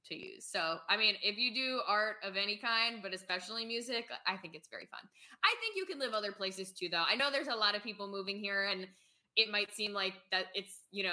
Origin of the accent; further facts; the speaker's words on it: New York, United States; moved away as an adult; also born or lived in Paris; now in Nashville, United States; I've lived in New York and I'm from New York and I love New York